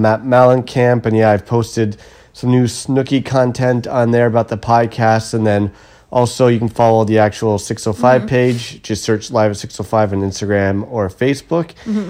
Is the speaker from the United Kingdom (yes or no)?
no; Ottawa, Ontario, Canada; moved away as an adult; now in Toronto, Canada; I never heard that growing up. In beautiful Kanata, Ontario.